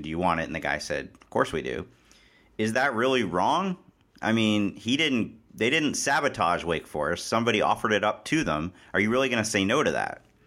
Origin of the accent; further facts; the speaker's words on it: Cincinnati, Ohio, United States; I grew up in Cincinnati